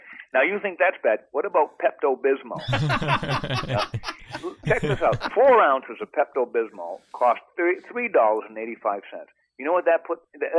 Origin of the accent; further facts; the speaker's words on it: Maine, United States; born there; For those of you who don't know, I was born in Maine